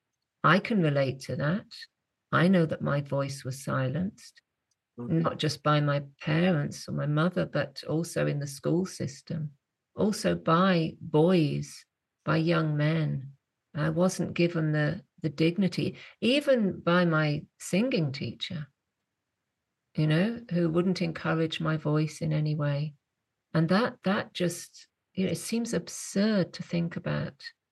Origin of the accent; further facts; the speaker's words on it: England, United Kingdom; moved away as an adult; also born or lived in West Cork, Ireland; as an English woman